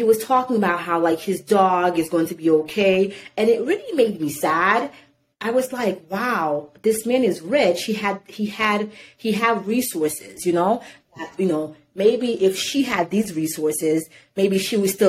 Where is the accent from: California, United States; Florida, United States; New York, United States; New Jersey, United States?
New Jersey, United States; Irvington; also born or lived in Haiti / Newark, New Jersey; I grew up in Irvington. Well, I was born in Haiti. I came to America. I grew up in Newark. I grew up in Irvington.